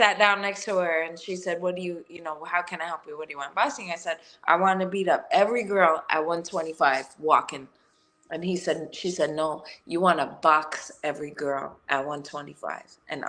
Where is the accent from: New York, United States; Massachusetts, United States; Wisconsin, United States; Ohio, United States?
New York, United States; New York City; I grew up in Gariton Beach in Brooklyn, and it's like this little tiny pushed off little area where all the white trash came off the bowl from Ireland like years ago, and we just manifested in this little tiny community